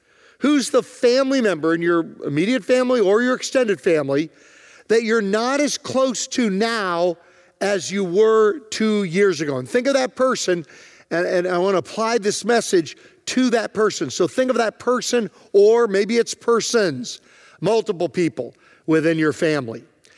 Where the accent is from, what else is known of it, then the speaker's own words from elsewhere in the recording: Virginia, United States; It was a little miniature, smaller farm that we grew up on in Virginia.